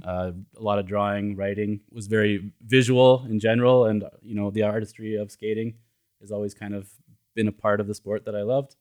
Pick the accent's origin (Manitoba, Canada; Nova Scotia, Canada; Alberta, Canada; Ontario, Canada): Alberta, Canada; Edmonton; moved away as an adult; now in Los Angeles, United States; I grew up in Canada